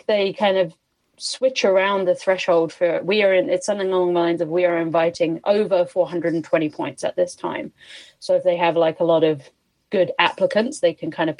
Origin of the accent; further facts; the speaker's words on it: Canada; So at the moment, I cannot get back into Canada because I have no valid proof that I'm a Canadian.